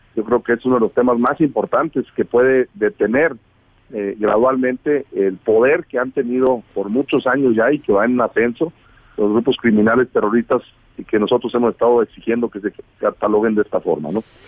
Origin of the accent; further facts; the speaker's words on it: Mexico; Nosotros somos mexicanos, ciudadanos mexicanos